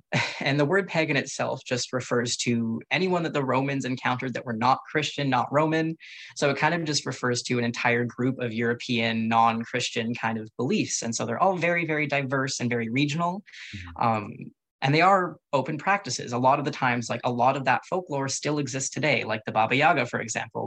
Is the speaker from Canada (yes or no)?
yes; Canada; I am a first generation Canadian, so I'm technically Canadian before all